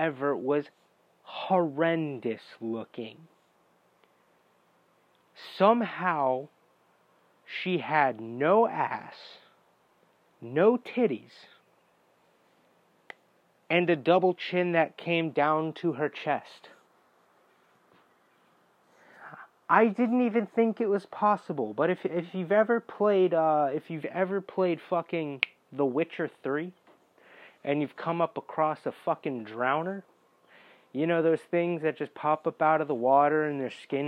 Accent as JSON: {"language": "English", "region": "North Carolina", "country": "United States", "said": "I'm from North Carolina"}